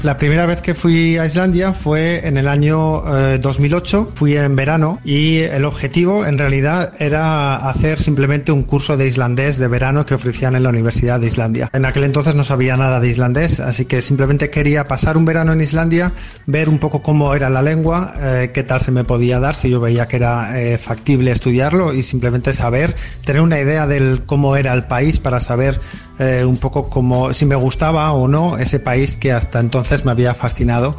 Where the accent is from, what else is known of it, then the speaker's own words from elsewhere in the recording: Zaragoza, Aragon, Spain; moved away as an adult; also born or lived in Barcelona; Nací en Zaragoza, en España.